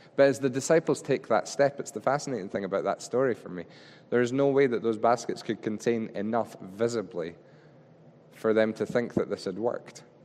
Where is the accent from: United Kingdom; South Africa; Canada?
United Kingdom; Scotland; we're Scottish